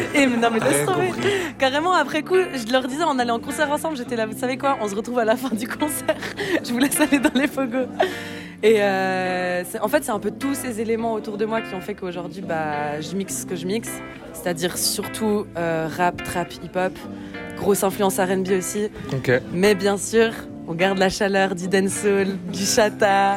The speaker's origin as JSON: {"language": "French", "town": "Lausanne", "region": "Vaud", "country": "Switzerland", "also_born_or_lived": "Tunisia / Lebanon", "said": "je viens de Lausanne, mais je bouge un peu de partout."}